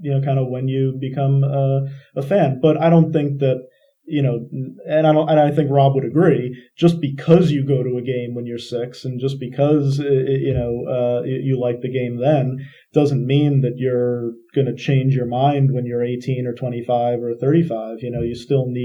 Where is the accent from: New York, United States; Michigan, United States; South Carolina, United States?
New York, United States; Long Island; when I was 6 years old, it was 1986, growing up on Long Island